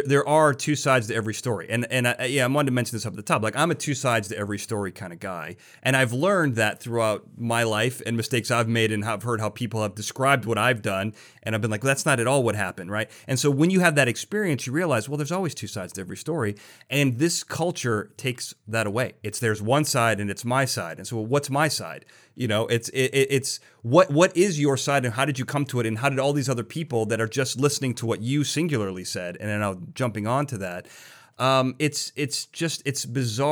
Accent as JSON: {"language": "English", "town": "Chicago", "region": "Illinois", "country": "United States", "said": "I'm from Chicago"}